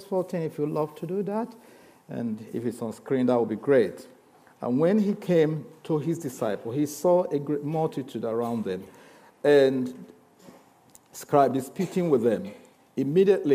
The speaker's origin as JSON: {"language": "English", "country": "Nigeria", "also_born_or_lived": "Lagos", "said": "I know you struggle with my accent. But also, I just want to be a Nigerian. I'm a Nigerian"}